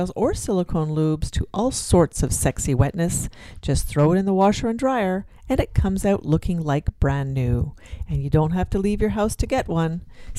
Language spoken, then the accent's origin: English; Canada; They're fellow Canadians